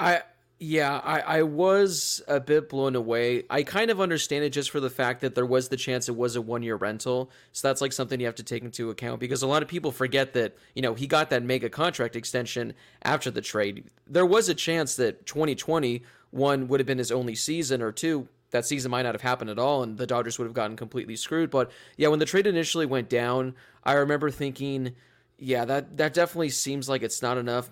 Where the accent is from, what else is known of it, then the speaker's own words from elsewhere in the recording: Los Angeles, California, United States; born and raised in Los Angeles